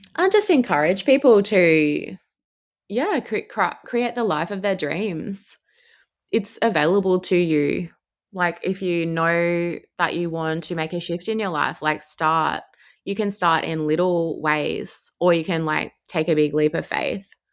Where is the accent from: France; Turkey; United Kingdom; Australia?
Australia; Brisbane, Queensland; moved away as an adult; now in Melbourne, Australia; I'm from Brisbane originally